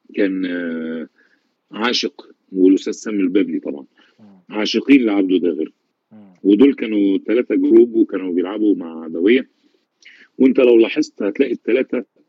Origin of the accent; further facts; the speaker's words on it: Egypt; عندنا في مصر